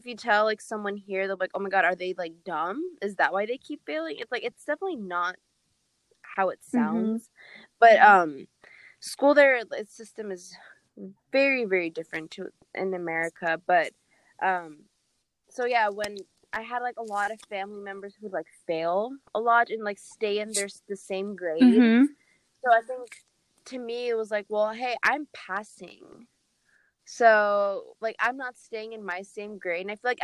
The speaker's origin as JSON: {"language": "English", "region": "Kurdistan Region", "country": "Iraq", "tie": "born or raised there", "said": "So a part of my life, I grew up in Kurdistan."}